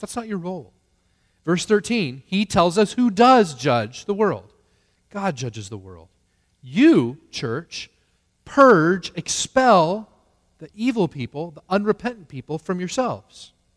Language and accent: English; United States; as American Christians